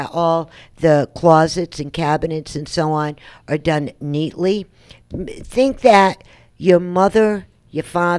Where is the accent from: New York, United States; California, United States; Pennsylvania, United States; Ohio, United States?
New York, United States; I'm a New Yorker